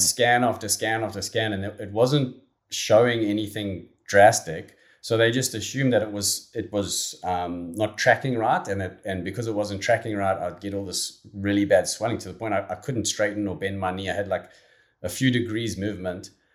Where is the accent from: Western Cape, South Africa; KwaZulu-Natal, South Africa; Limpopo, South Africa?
KwaZulu-Natal, South Africa; Durban; growing up in, in and around Durban